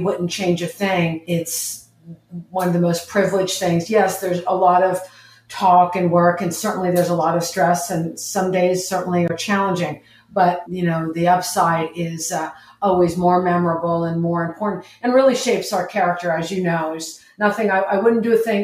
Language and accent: English; New York, United States; moved away as an adult; also born or lived in Los Angeles; I'm from New York. And I went to graduate school in Los Angeles at USC and UCLA